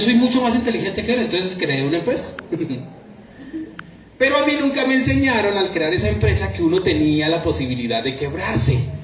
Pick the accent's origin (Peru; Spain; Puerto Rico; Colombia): Colombia; Funza, Cundinamarca; also born or lived in Bogotá; Vengo de Bogotá, ya lo dijeron, yo soy de una ciudad que se llama Funza, Cundinamarca